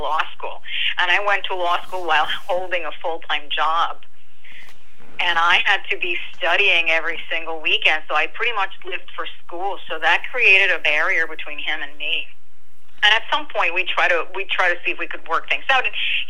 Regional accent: Puerto Rico; now in New Jersey, United States; I am from Puerto Rico, and I live in New Jersey

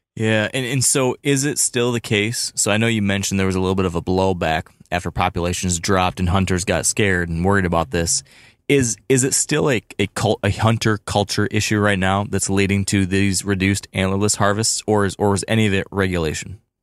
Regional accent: Michigan, United States; my home state of Michigan

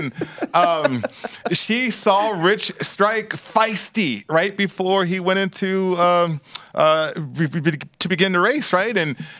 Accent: Las Vegas, Nevada, United States; I'm from Vegas.

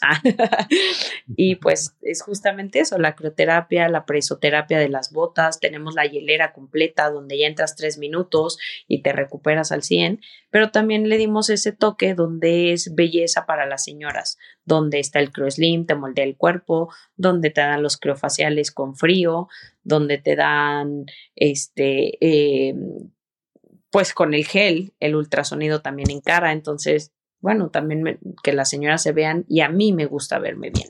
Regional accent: San Luis Potosí, Mexico; moved away; also born or lived in Nuevo León; San Luis, donde yo nací

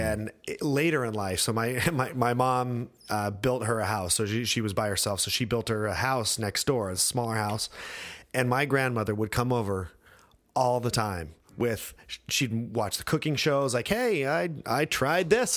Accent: Idaho, United States; moved away; also born or lived in France; I grew up in Idaho

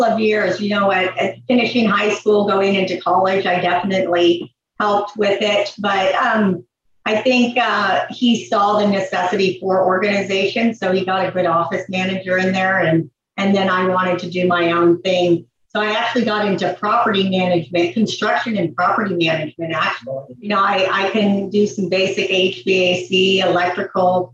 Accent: Los Angeles, California, United States; I am from California, Van Nuys, California. So you can call me a true Valley girl, and, you know, grew up there right on Hollywood Boulevard.

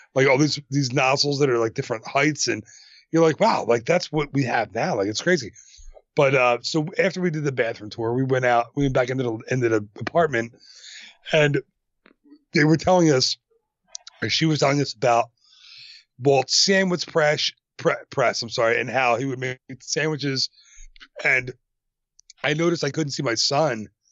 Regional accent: Philadelphia, Pennsylvania, United States; I'm from Philadelphia

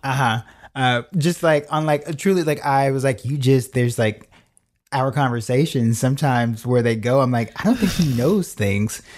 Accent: Chicago, Illinois, United States; moved away as an adult; also born or lived in New York / Los Angeles; born and raised in Chi Town

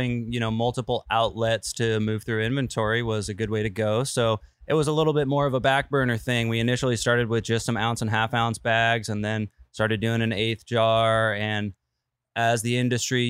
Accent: Orange County, California, United States; also born or lived in San Luis Obispo, California; Kikta and I are both from Orange County here in Southern California

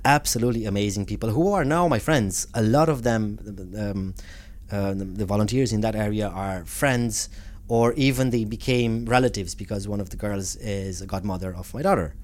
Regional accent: Romania; moved away as an adult; also born or lived in United States / Italy; now in Ireland; growing up in Romania and coming from a, from a family that promoted, I suppose, uh, Romanian cultural values

